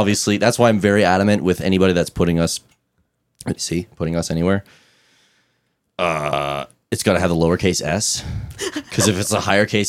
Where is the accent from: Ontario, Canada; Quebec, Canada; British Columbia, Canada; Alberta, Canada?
Alberta, Canada; Fort McMurray; moved away as an adult; now in Edmonton, Canada; I'm originally from Fort McMurray. And I moved down here with our former bass player, right during COVID. And it was like in a really small, crappy industrial town, like Fort Mac.